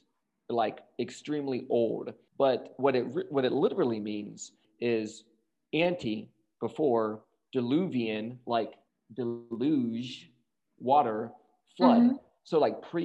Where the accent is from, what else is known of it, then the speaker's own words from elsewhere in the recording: the South, United States; I'm from the South